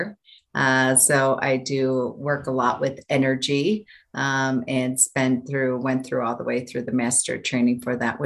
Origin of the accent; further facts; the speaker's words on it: Buffalo, New York, United States; moved away as an adult; now in Denver, United States; Nobody ever left my hometown of Buffalo, New York